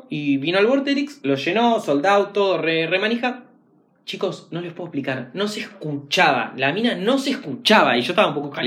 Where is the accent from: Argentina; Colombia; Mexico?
Argentina; los argentinos somos latinos.